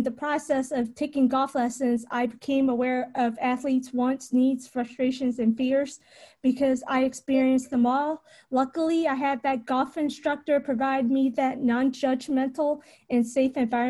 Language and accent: English; Richmond, Virginia, United States; also born or lived in Knoxville, Tennessee; I was born and raised in Richmond, Virginia